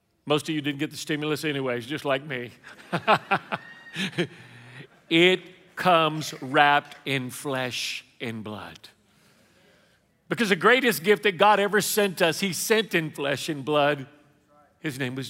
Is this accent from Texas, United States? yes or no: yes; Houston, Texas, United States; now in Lafayette, United States; I am a Mexican from Lafayette, originally from Houston